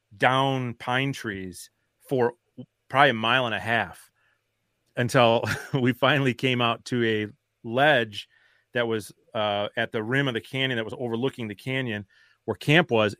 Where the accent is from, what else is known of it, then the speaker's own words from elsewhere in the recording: Wisconsin, United States; I'm from Wisconsin